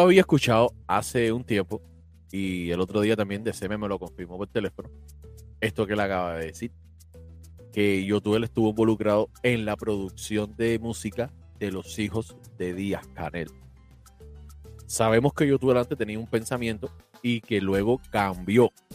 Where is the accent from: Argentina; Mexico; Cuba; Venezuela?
Cuba